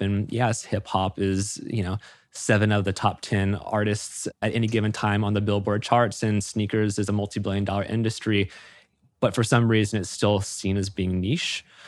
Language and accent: English; Florida, United States; moved away as an adult; I had moved up from my hometown in Florida